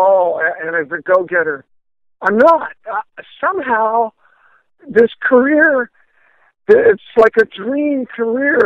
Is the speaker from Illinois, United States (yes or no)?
no; Florida, United States; I was from Florida